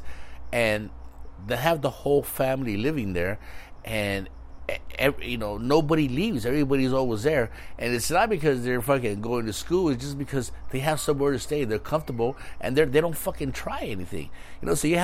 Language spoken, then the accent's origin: English; Mexico; moved away; I was born in Mexico.